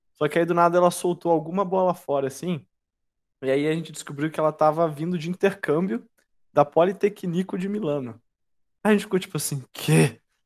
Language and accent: Portuguese; Brazil; eu sou do Brasil